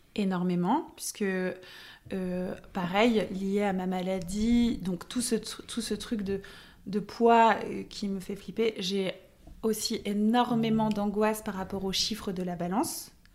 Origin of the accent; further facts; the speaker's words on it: Lille, Hauts-de-France, France; also born or lived in Paris; j'ai quitté Lille